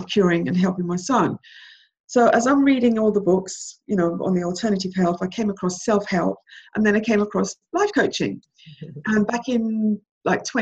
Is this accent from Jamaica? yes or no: yes; Jamaica; moved away; I was born in Jamaica and I came over from Jamaica, you know, to be with my mom who'd left me here, left me in, you know, behind with my grandmother